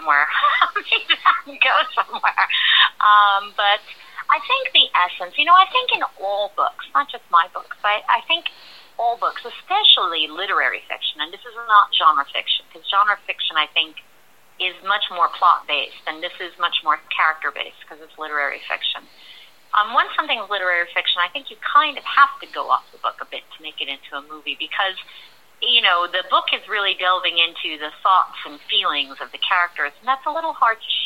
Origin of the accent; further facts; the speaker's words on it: New York City, New York, United States; I am born and raised in New York